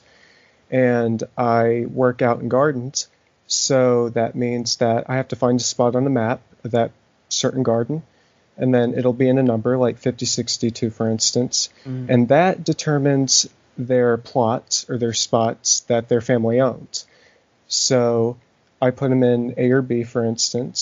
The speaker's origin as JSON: {"language": "English", "town": "Knoxville", "region": "Tennessee", "country": "United States", "said": "I am from Knoxville, Tennessee"}